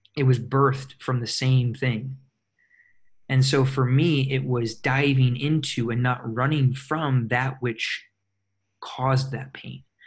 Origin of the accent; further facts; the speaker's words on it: Michigan, United States; moved away as an adult; also born or lived in Minnesota / Chicago, Illinois; now in California, United States; I was born and raised in Michigan in a very very small town, little over a thousand people, uh, right on Lake Michigan